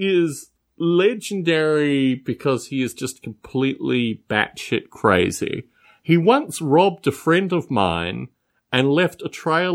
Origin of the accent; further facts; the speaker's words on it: Adelaide, South Australia, Australia; moved away; growing up in Australia